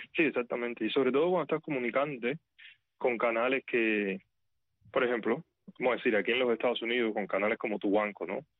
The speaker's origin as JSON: {"language": "Spanish", "town": "Havana", "region": "La Habana", "country": "Cuba", "tie": "born or raised there", "also_born_or_lived": "Santiago de Cuba", "moved": "as an adult", "lives_now": "United States", "said": "Yo soy de crecido y nacido en La Habana, aunque mi papá es de Santiago de Cuba"}